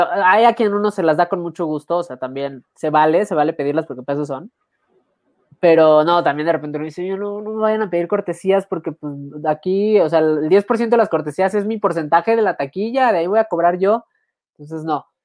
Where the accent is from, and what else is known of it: Mexico